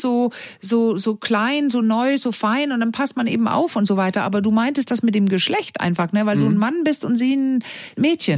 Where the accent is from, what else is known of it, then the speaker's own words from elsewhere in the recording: Denmark; German is a second language; moved away; ich als Dänin, ich bin in Dänemark groß geworden, ich bin Dänin